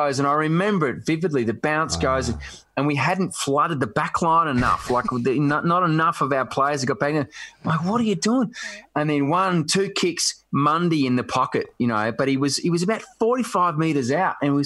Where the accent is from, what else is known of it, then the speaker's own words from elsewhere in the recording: Melbourne, Victoria, Australia; I grew up in Baldwin, and, you know, Glenfrey Road was where the Hawks kind of trained